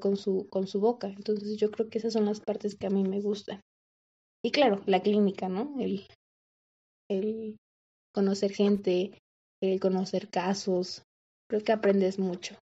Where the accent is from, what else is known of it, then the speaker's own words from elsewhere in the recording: Mexico; aquí en México, bueno, lo que yo he visto aquí en, en mi país